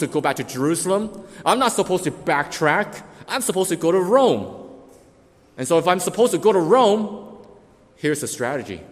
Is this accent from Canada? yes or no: yes; Canada; we as Canadians have the Canadian Constitution